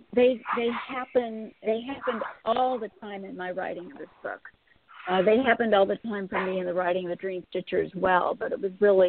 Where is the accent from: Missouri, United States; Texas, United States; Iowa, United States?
Missouri, United States; St. Louis; I'd been born and bred in St. Louis